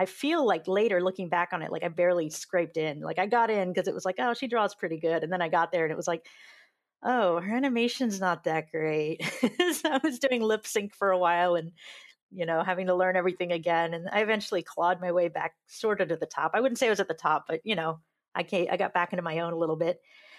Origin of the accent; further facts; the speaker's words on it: Georgia, United States; also born or lived in California; I was a military brat, so we moved around a little bit, but we settled down after I was about in the third grade, and we settled down in Georgia. So I grew up in the Deep South